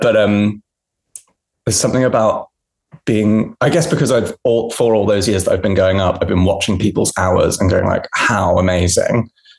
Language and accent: English; Hampshire, South East England, United Kingdom; Oh, we're both from Hampshire.